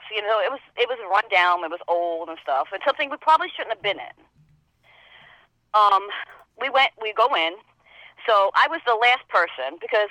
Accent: New York, United States; accent: New York; also born or lived in House Capes; I come from New York, as you can tell with this accent. But I lived half of my life in the country in a small town called House Capes

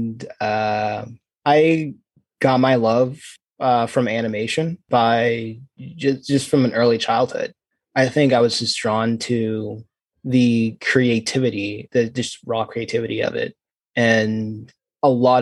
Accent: North Carolina, United States; I'm born and raised in North Carolina, probably mostly stayed here my whole life.

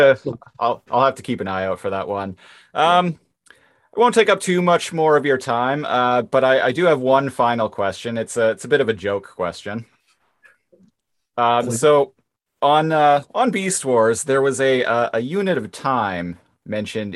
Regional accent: Nanaimo, British Columbia, Canada; I was living, I grew up in Nanaimo

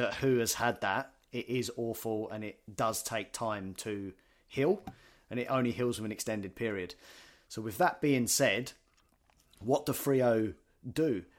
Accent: United Kingdom; now in Australia; you go back to the U K, we're all m, football mad.

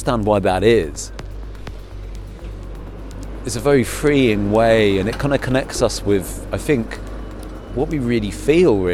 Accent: United Kingdom; moved away; I'm a Brit, living in Europe

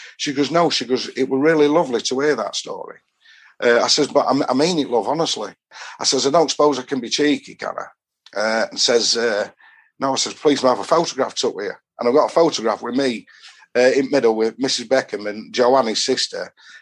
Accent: Doncaster, Yorkshire and the Humber, United Kingdom; from Donny

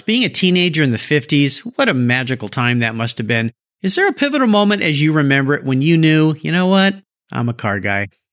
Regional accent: Southern California, United States; I grew up down in Southern California like Steve

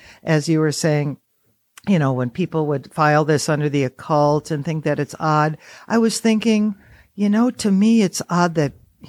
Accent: Oconto, Wisconsin, United States; now in Baraboo, United States; I was born in Oconto, north of Green Bay.

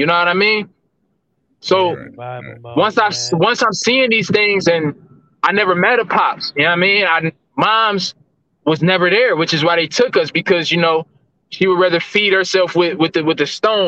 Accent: Cleveland, Ohio, United States; This is definitely my hometown

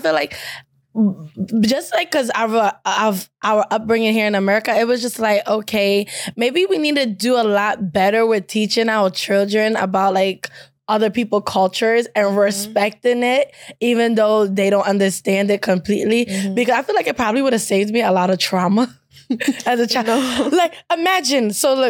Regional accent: Nigeria; now in United States; because I'm proud of my culture. And I come back from Nigeria. I come back to school.

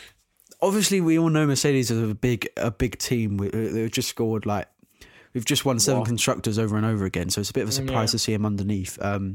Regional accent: United Kingdom; because I'm British

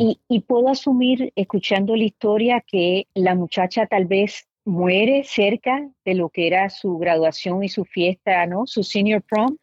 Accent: Puerto Rico; moved away; yo crecí en Puerto Rico, pero soy de padres cubanos y de abuelos españoles.

